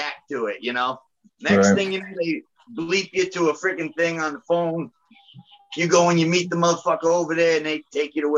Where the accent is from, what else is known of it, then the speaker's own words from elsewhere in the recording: Fall River, Massachusetts, United States; I'm all the way from Fall River, Massachusetts. We call it the river.